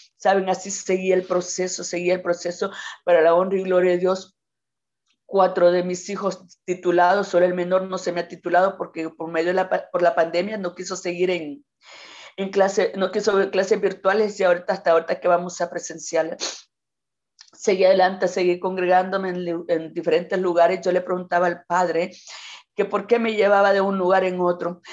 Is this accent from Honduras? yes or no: yes; Quimistán, Santa Bárbara, Honduras; no soy nativa de Quimistán, no soy nacida en Quimistán, pero mis padres me trajeron de tres años acá a este pueblo. Me encanta, me siento quimisteca